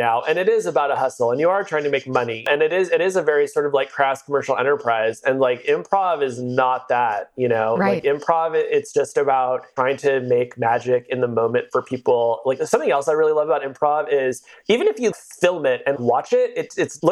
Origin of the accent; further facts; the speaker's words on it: Southern California, United States; also born or lived in Phoenix, Arizona; now in San Francisco, United States; I grew up in Southern California